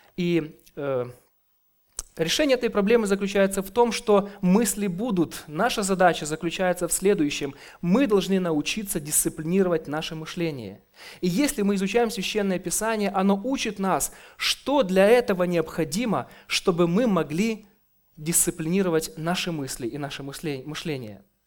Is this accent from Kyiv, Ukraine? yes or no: yes; Kyiv, Ukraine; я с Украины, с города Киева